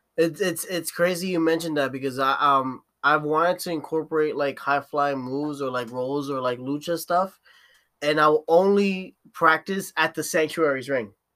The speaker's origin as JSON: {"language": "English", "town": "Newark", "region": "New Jersey", "country": "United States", "tie": "born or raised there", "said": "I'm from Newark, uh, Newark in Jersey"}